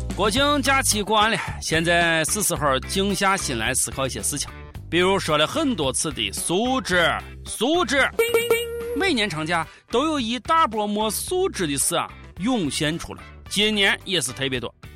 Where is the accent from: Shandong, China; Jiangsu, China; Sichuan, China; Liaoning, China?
Shandong, China; 我是山东人